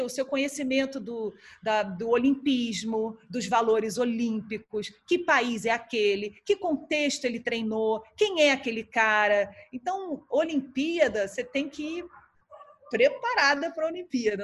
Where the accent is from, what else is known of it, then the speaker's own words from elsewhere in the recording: Brazil; como ex-atleta, como jornalista, como brasileira